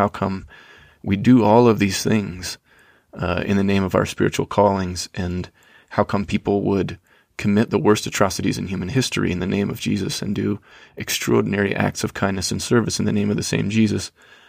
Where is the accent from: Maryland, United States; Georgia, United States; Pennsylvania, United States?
Georgia, United States; So I was raised in Georgia in the conservative Christian South.